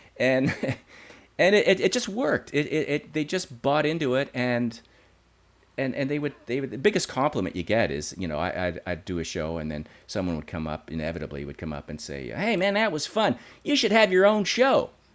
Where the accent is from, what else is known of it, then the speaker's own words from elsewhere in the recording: Creighton Mine, Ontario, Canada; I grew up in a little town outside of Sudbury called Creighton Mine.